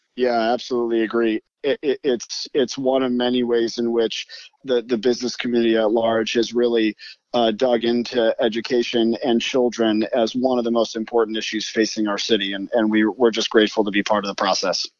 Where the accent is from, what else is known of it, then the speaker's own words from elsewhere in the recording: Detroit, Michigan, United States; moved away as an adult; also born or lived in New York / Chicago; Detroit again, uh, which is my hometown